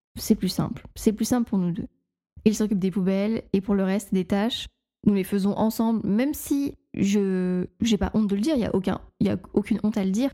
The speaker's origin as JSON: {"language": "French", "area": "the North", "region": "Hauts-de-France", "country": "France", "accent": "Nord", "said": "mon accent du, du Nord euh, ressort"}